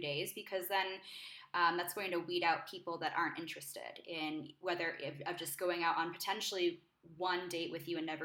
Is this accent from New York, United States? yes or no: yes; New York, United States; moved away as an adult; now in Mexico City, Mexico; I'm from New York.